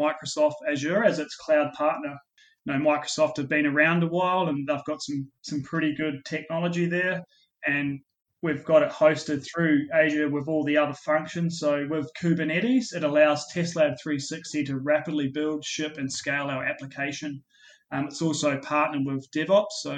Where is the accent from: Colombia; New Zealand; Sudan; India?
New Zealand; now in Australia; you may have picked up my accent, and I was born in New Zealand